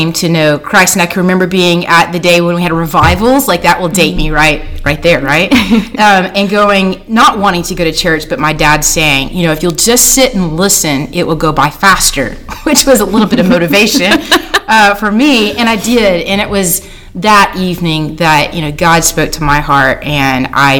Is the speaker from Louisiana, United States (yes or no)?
no; Arkansas, United States; also born or lived in Texas; I actually grew up in Arkansas.